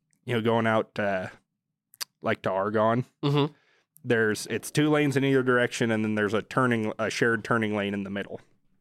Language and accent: English; United States; You know, I'm pretty American.